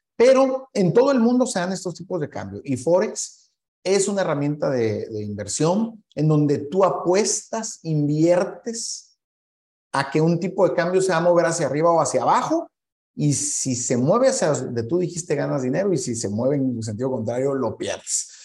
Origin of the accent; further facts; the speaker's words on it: Mexico; Para quienes somos mexicanos